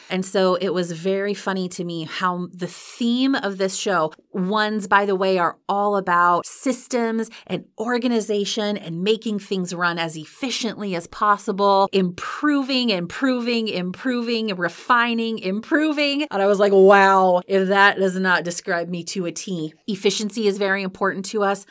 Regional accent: Iowa, United States; I grew up in Iowa

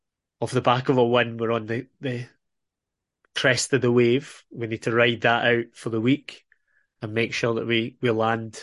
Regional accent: Irvine, Scotland, United Kingdom; I'm originally from Irvine. Yes, I am originally an Irvine lad

